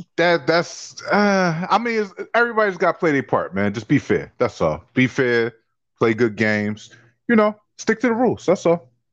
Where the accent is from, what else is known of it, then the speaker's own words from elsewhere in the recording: Philadelphia, Pennsylvania, United States; as a young kid growing up in Philadelphia playing basketball